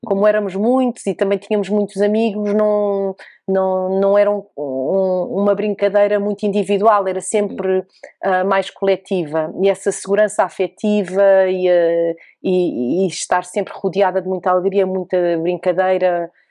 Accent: Oeiras, Lisbon, Portugal; eu nasci em Portugal, em Lisboa, e aqui cresci no Conselho de Oeiras

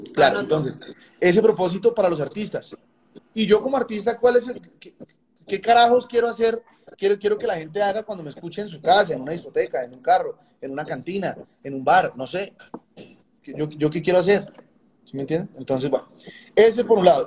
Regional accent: Colombia

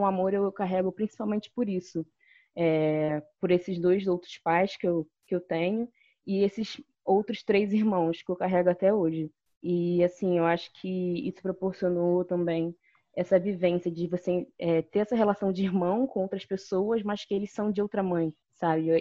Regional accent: Nilópolis, Rio de Janeiro, Brazil; Eu cresci em Nilópolis

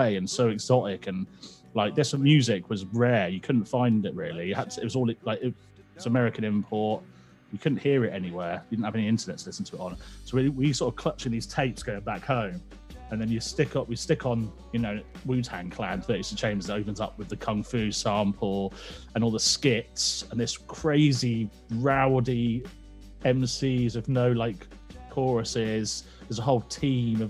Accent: Oxfordshire, South East England, United Kingdom; like in Oxfordshire, in a little village. Just a village boy

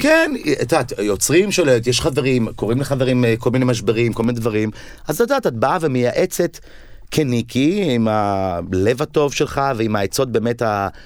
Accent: Tel Aviv, Tel Aviv District, Israel; also born or lived in Ramat HaSharon; גדלתי בסביבה הזו של כיכר המדינה

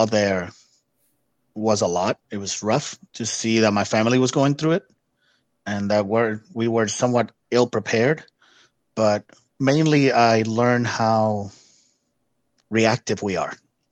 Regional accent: Puerto Rico; first language Spanish; English is a second language; moved away as an adult; also born or lived in Texas; I was born and raised in Puerto Rico.

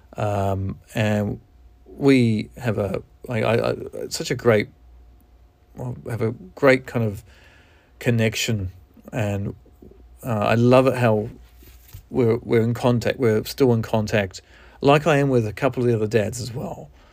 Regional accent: New Zealand; accent: Kiwi; moved away; I'm from New Zealand, and, um, I haven't lived there for over twenty-five years

